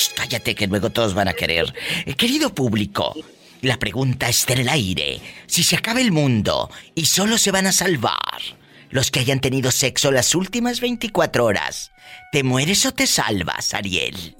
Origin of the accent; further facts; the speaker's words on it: Matamoros, Tamaulipas, Mexico; moved away; ahí en mi tierra, en Matamoros, Tamaulipas